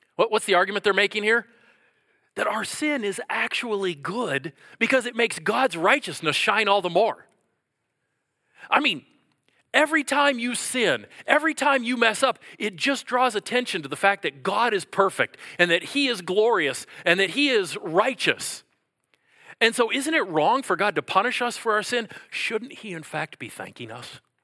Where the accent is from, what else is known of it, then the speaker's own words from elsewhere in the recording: Minnesota, United States; I'm from Minnesota